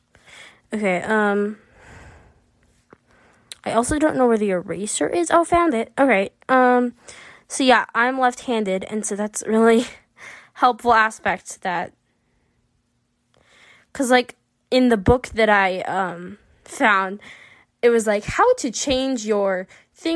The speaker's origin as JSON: {"language": "English", "country": "United States", "tie": "born or raised there", "said": "I'm from America, and I've lived in America my whole life"}